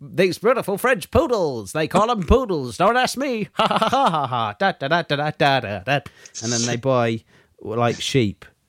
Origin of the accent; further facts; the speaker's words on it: England, United Kingdom; me as an English person